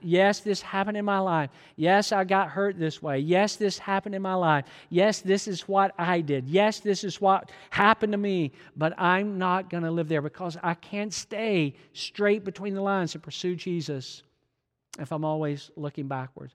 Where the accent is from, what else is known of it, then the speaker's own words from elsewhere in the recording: Georgia, United States; I'm from Georgia